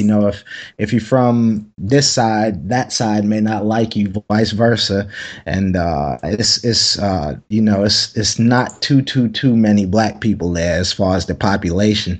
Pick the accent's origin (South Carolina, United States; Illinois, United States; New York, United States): South Carolina, United States; Anderson; moved away; I'm from South Carolina. I'm from a very small place in South Carolina called Anderson.